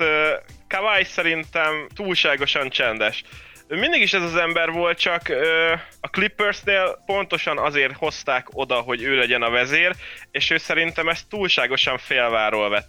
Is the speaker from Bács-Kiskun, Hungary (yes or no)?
yes; Kecskemét, Bács-Kiskun, Hungary; Kecskeméti vagyok igazából